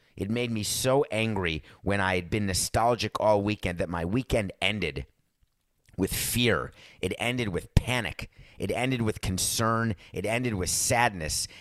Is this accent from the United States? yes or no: yes; New York, United States; also born or lived in Wisconsin; as a New Yorker